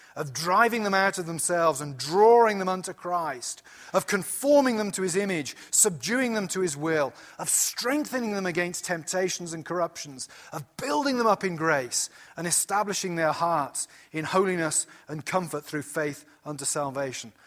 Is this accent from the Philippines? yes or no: no; United Kingdom; moved away as an adult; now in United States; when you come to America as British